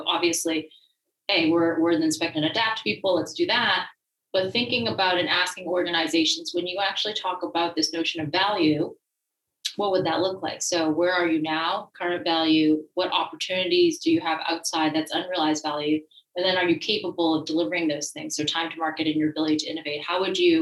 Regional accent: Massachusetts, United States; also born or lived in France; I am originally from the Massachusetts area

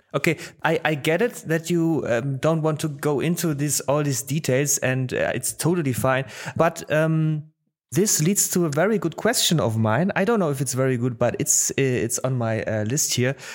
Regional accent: Baden-Baden, Baden-Württemberg, Germany; also born or lived in Poland; was raised here in, in the near of Baden-Baden, you know, Baden-Baden, uh, uh, it's in the Southwest and, but I was born in Poland.

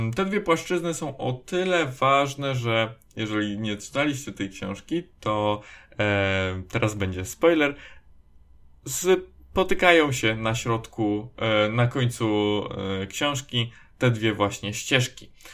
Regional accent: Poland

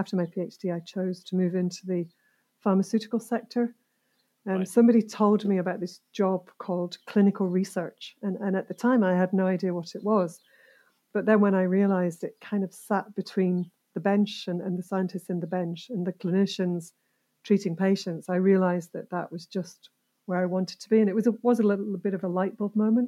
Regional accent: Yorkshire and the Humber, United Kingdom; also born or lived in Cumbria / Buckinghamshire; from the age of 5 to the age of 18, I lived in Yorkshire

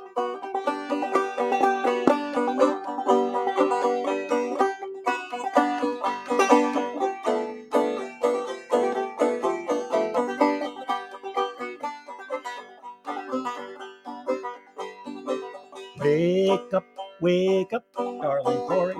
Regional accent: New Jersey, United States; moved away as an adult; now in Vermont, United States; I grew up in New Jersey

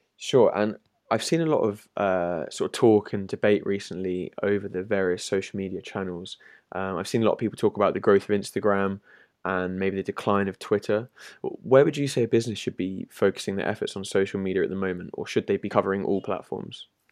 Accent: London, United Kingdom; I'm from London myself

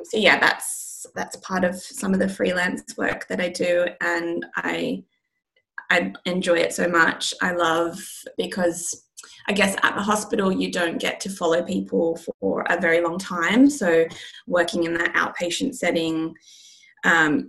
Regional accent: Australia; now in London, United Kingdom; I'm based in London, but I'm from Australia

